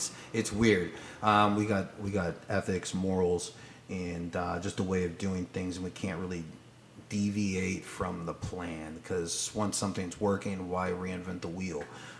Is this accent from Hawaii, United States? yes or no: yes; Hawaii, United States; born there; I was born in Hawaii on a military base. I'm a military brat.